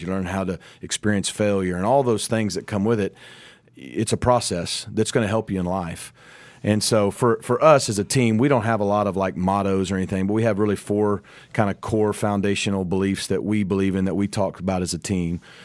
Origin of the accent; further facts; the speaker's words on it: Arkansas, United States; moved away as an adult; now in Dallas, United States; I'm from Arkansas